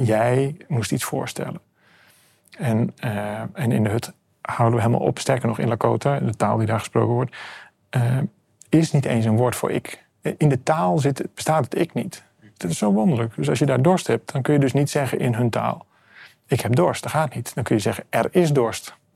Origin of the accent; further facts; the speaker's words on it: Amsterdam, North Holland, Netherlands; Ik kom uit Amsterdam, ik woon op een boot